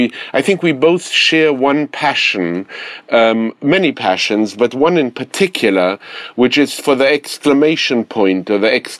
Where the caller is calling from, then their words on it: Manhattan, New York, United States; I am speaking from Manhattan, and I'm sorry to reverse the charges to you.